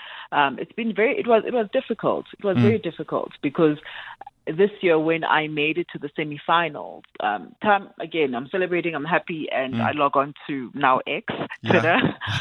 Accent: South Africa

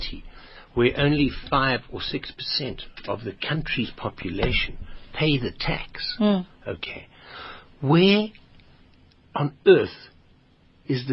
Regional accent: South Africa; I'm South African

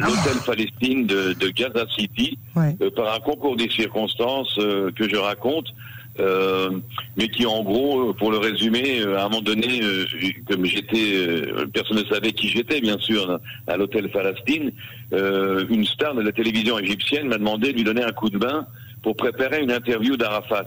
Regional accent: Paris, Île-de-France, France; moved away as an adult; now in Israel; En tant que Parisien, justement, en tant que Français qui fait l'alia vers Israël

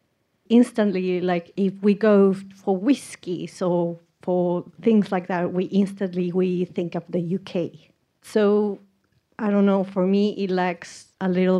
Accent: Mexico; I'm from Mexico

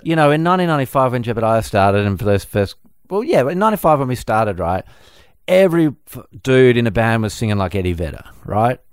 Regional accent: Perth, Western Australia, Australia; growing up in Perth

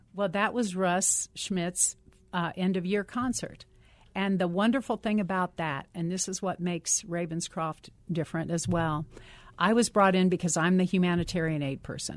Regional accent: Ohio, United States; I'm, I'm from Ohio

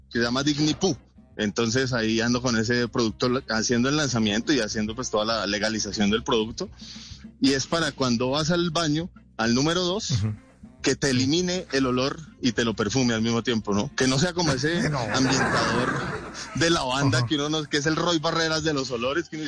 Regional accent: Bolivia, Caldas, Colombia; Bolivia, pero Caldas. mi pueblo es un pesebre, pues, muy pequeñito. Pero. Y desde allá, desde esas montañas, Llego aquí, ya me rolicé mucho, porque mis amigos paisas no, no, no me quieren porque perdí el acento.

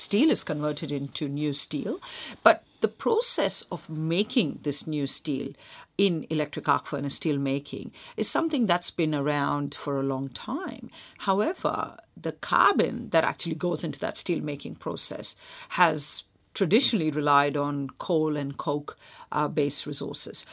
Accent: Mumbai, Maharashtra, India; when I was a kid growing up in Mumbai

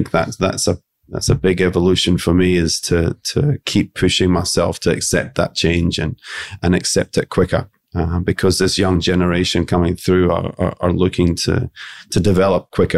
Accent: Scotland, United Kingdom; Being Scottish, I think we're quite a conservative nation and by nature.

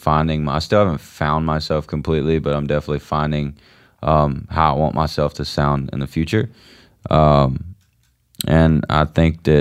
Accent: Georgia, United States; accent: country twang; I'm from Georgia

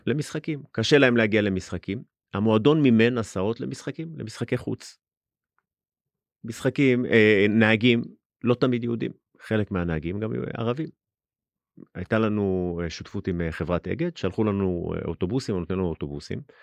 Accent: Jerusalem, Jerusalem District, Israel; גדלתי בגילו

